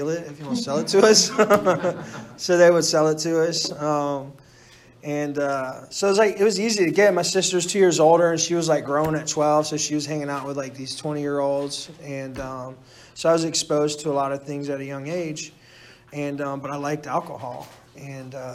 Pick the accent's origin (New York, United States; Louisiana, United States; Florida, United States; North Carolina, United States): Florida, United States; Orlando; moved away; I grew up in Orlando, Florida, too. So I'm 3,000 miles away from, you know, where I grew up